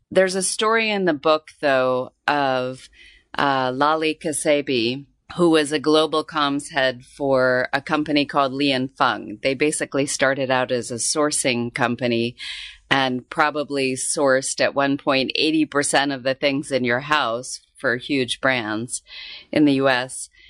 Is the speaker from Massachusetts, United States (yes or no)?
no; Tucson, Arizona, United States; moved away as an adult; now in Hong Kong; I grew up in Tucson, Arizona